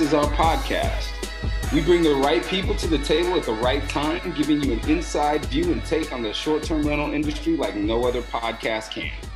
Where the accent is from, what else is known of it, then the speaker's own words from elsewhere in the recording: Oregon, United States; growing up in Oregon